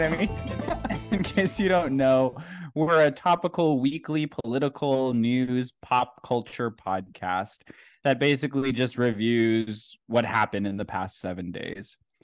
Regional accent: United States; I'm American

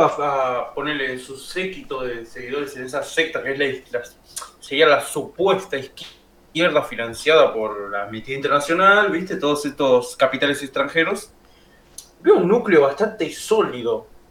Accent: Argentina; como argentino

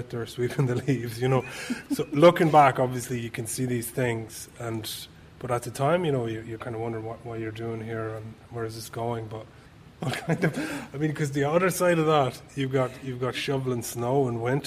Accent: Kells, Leinster, Ireland; moved away as an adult; also born or lived in Scotland / United States / England / France; I grew up in Kells in County Meath

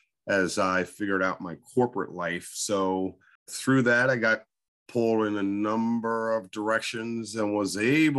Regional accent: Coatesville, Pennsylvania, United States; Born and raised in Coatesville by a single mother. And those folks that don't know Coatesville, it's west of Philadelphia

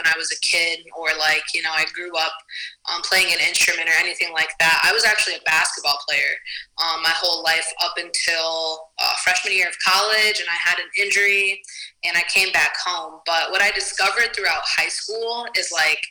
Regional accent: Toledo, Ohio, United States; I'm from Toledo, Ohio

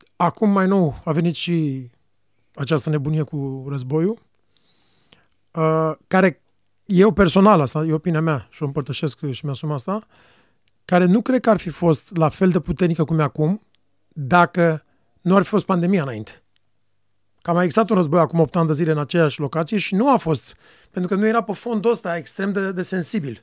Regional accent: Romania; pentru noi ca români

